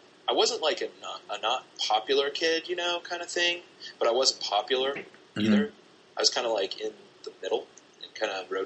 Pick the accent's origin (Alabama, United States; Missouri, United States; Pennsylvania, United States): Missouri, United States; Springfield; moved away as an adult; now in Laramie, United States; I grew up from Springfield, Missouri